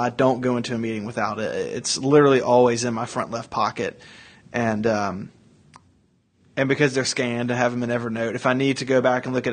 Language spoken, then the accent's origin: English; Tennessee, United States; I'm from Tennessee